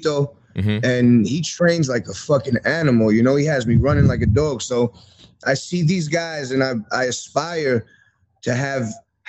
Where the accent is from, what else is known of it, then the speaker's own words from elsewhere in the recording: New York City, New York, United States; I grew up in Queens